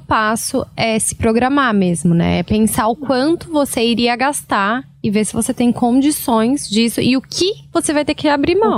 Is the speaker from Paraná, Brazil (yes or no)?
yes; Londrina, Paraná, Brazil; moved away as an adult; now in São Paulo, Brazil; eu sou de Londrina, no Paraná. E vim para São Paulo sozinha, né? Ano passado.